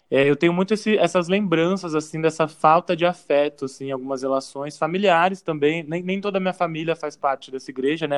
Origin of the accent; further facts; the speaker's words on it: São Paulo, Brazil; sou de São Paulo mesmo, é, vivi a vida inteira aqui